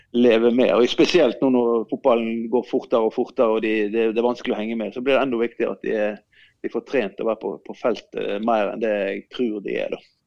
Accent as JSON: {"language": "Norwegian", "area": "Sotra", "region": "Vestland", "country": "Norway", "said": "jeg kom jo fra Sotra. Far, bestefar min var jo fisker"}